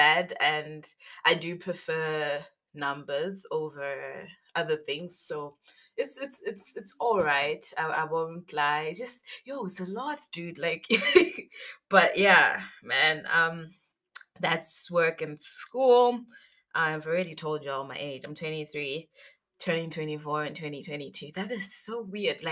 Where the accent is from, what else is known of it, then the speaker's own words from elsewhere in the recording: Zimbabwe; I am from Zimbabwe and I am 23 years old.